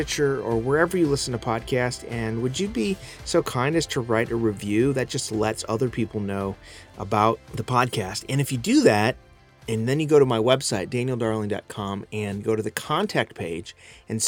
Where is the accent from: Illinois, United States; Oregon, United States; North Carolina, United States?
Illinois, United States; Chicago; I grew up in the Chicago area